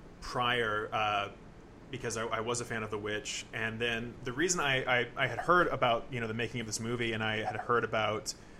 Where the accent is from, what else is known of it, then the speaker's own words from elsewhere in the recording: Texas, United States; moved away as an adult; now in Los Angeles, United States; I keep looking at my my hometown and it is a good, like, 30 degrees cooler in Texas.